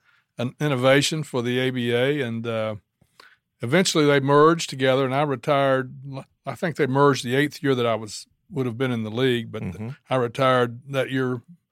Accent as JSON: {"language": "English", "region": "Eastern Kentucky", "country": "United States", "tie": "born or raised there", "said": "because I grew up in Eastern Kentucky in the coal fields."}